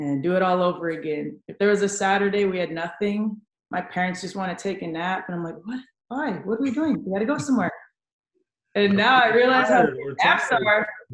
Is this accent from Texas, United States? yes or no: yes; San Antonio, Texas, United States; San Antonio, born and raised